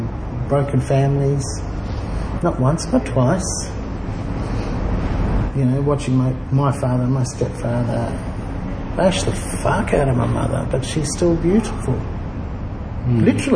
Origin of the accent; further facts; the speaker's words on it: Darwin, Northern Territory, Australia; also born or lived in Brisbane; Darwin, Brisbane.